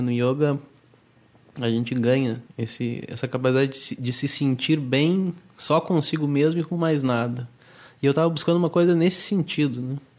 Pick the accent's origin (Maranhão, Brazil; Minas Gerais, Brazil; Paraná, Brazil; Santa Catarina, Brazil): Paraná, Brazil; Curitiba; moved away as an adult; now in Rio de Janeiro, Brazil; Hoje eu trabalho aqui no instituto no Rio de Janeiro, mas eu sou de Curitiba